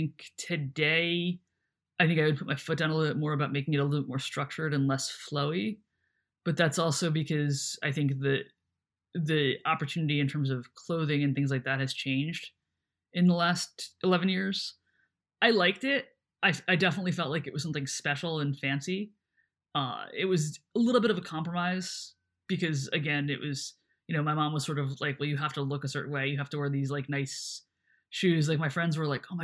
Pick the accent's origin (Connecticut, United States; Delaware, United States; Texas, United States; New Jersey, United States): New Jersey, United States; we're both from New Jersey and our families are in New Jersey